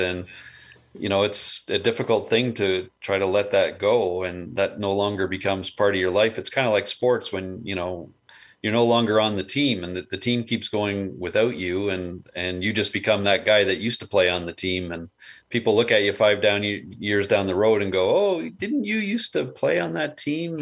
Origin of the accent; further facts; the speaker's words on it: Burlington, Ontario, Canada; also born or lived in Hamilton, Ontario; grew up in Burlington